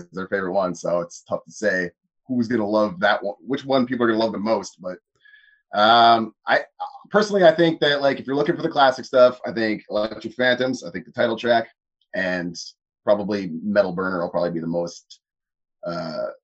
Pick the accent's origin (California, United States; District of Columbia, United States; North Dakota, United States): North Dakota, United States; I grew up in the upper Midwest myself